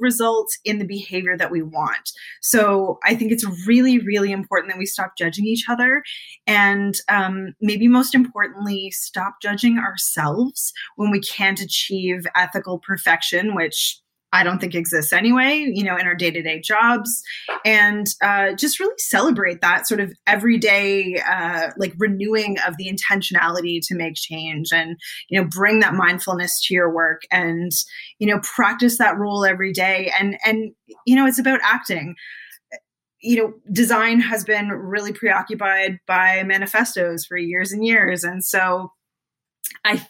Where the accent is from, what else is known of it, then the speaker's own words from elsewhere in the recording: Canada; I am Canadian